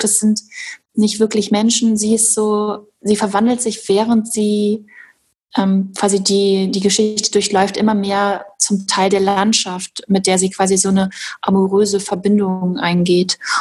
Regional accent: Hochsauerlandkreis, North Rhine-Westphalia, Germany; ich bin im Hochsauerlandkreis groß geworden

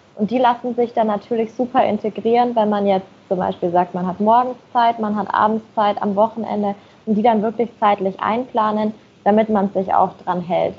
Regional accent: Nuremberg, Bavaria, Germany; moved away as an adult; now in Munich, Germany; Ich komme ursprünglich aus Nürnberg

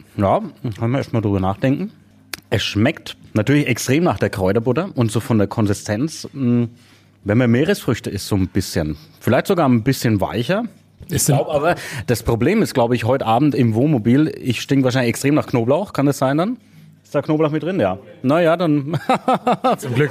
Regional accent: Kronach, Bavaria, Germany; meine Geburtsstadt nach Kronach

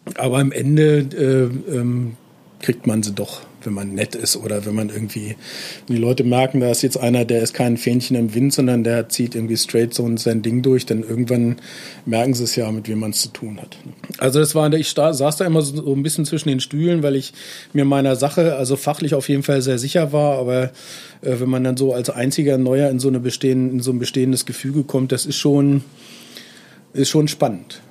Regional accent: Göttingen, Lower Saxony, Germany; also born or lived in Kassel; now in Berlin, Germany; Ich bin nämlich ein Nordhesse, ich bin in Kassel geboren, aber ich hab, äh, bin seit frühester Kindheit äh, dann sehr lange in Göttingen äh, bin ich sozusagen aufgewachsen

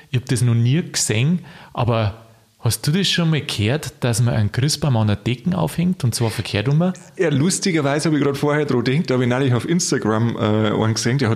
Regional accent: Bavaria, Germany; Also ich darf wirklich da in meine Heimat, darf noch Niederbayern fahren.

